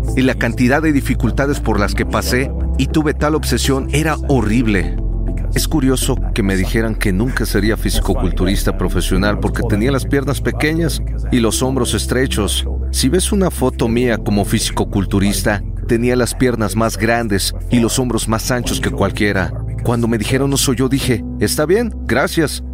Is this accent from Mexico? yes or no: no; Toronto, Ontario, Canada; me estaba congelando en Canadá, crecí en Toronto